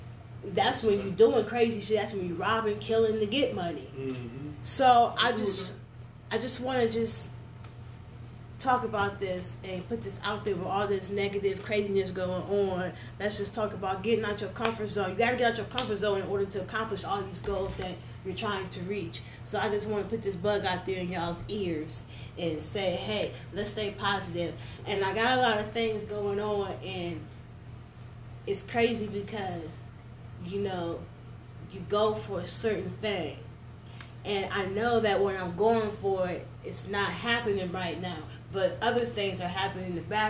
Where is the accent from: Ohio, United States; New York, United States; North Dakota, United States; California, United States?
Ohio, United States